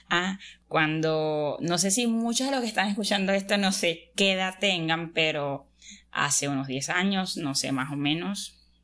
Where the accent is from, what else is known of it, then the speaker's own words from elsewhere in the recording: Venezuela; También estudio el décimo semestre de Ingeniería de Sistemas soy de Venezuela, soy de Venezuela